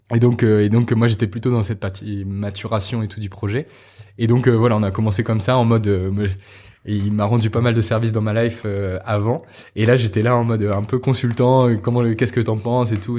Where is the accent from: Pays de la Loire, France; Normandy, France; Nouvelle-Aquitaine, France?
Normandy, France; J'ai grandi, j'ai grandi en France, en Normandie